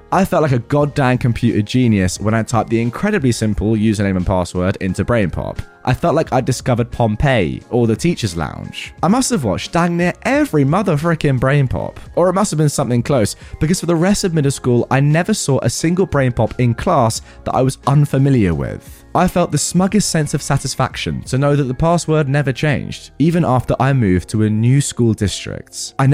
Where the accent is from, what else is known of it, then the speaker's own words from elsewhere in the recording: Canada; We're originally from Canada